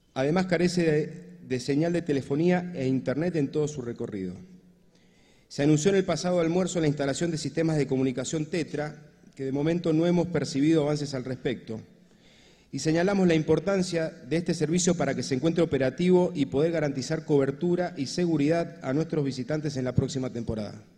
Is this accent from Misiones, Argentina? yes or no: no; Mendoza, Argentina